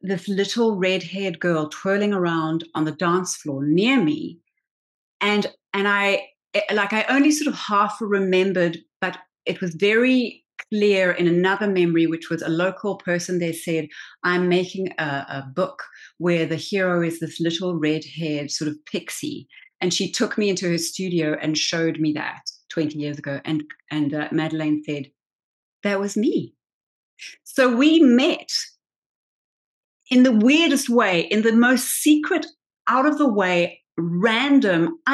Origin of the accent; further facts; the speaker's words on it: South Africa; I am not American. I am South African.